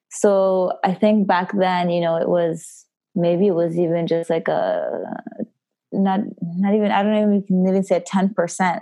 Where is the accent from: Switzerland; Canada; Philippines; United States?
Switzerland; the southern Italian-speaking part, Italian-speaking Switzerland; So I am from Switzerland, and from the southern part, the Italian-speaking part.